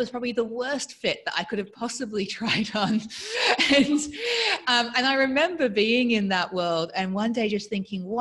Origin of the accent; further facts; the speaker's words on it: Australia; accent: weird accent; I grew up in Australia with an English father, a Mauritian, French-speaking Mauritian mother in a conservative town in Australia